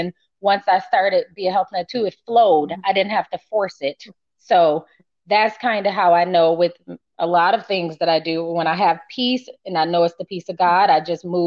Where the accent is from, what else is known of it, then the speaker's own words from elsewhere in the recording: Michigan, United States; moved away as an adult; also born or lived in Los Angeles; I'm from Michigan